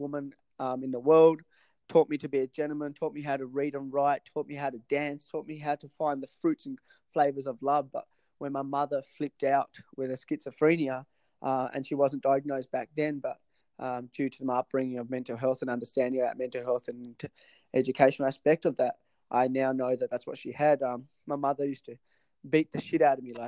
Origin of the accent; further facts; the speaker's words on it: Tasmania, Australia; moved away as an adult; also born or lived in Sri Lanka; now in Sydney, Australia; I moved to Tasmania in 1991, where I lived in Tassie for about 20 to I was 25